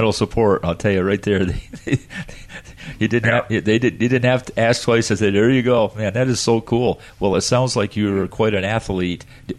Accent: Minerva, New York, United States; Well, I grew up right across the lake from you in the Adirondacks.

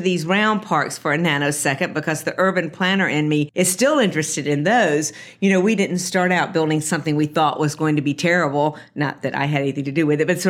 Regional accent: Jackson, Mississippi, United States; I grew up in Jackson, Mississippi, and we did not have a professional sports franchise in Mississippi.

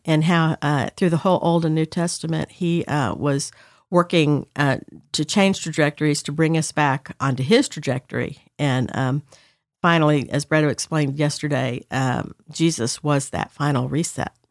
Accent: the South, United States; the way I was raised in the South

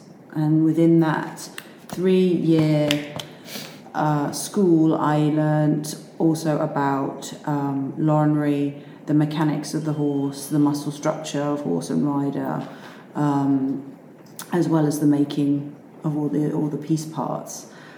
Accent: United Kingdom; moved away as an adult; also born or lived in London; now in United States; So, I am British.

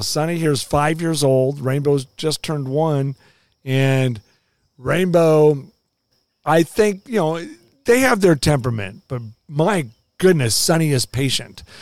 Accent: Los Angeles, California, United States; moved away as an adult; also born or lived in Oklahoma; now in Kansas City, United States; I grew up in Los Angeles where the weather was very boring.

